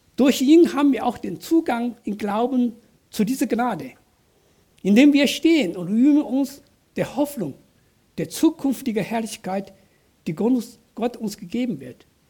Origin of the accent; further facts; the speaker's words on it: southern China, China; German is a second language; now in Germany; Ich bin auf einem kleinen Dorf in Südchina groß geworden